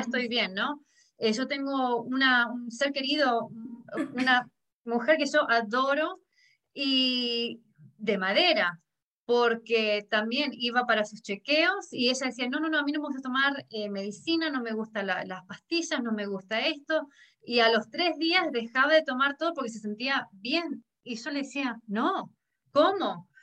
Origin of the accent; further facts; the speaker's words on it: Argentina; now in High Point, United States; yo vengo de Argentina